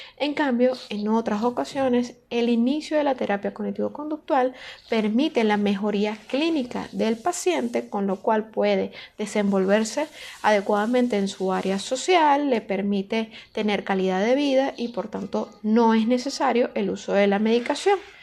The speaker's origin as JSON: {"language": "Spanish", "town": "Caracas", "region": "Capital District", "country": "Venezuela", "said": "soy de Caracas, Venezuela"}